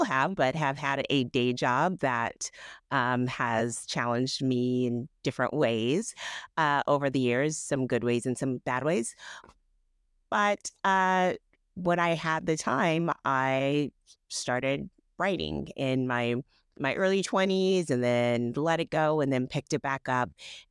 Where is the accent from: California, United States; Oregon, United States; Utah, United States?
California, United States; I live in Southern California. I grew up in Northern California, but came down here to go to school and just stayed